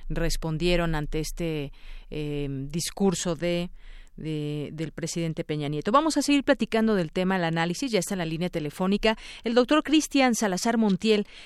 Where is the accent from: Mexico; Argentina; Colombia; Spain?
Mexico; pues unió a los candidatos a la presidencia de la República, nos une como mexicanos, pero ¿qué hay quizás detrás de este, de este discurso que vemos conciliatorio entre las fuerzas aquí en México